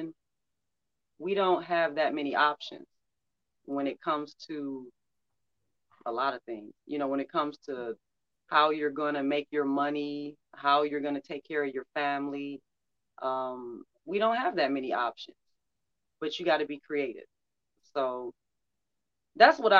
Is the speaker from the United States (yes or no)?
yes; Detroit, Michigan, United States; I'm from Detroit, I'm from Motown, so I had Motown playing all the time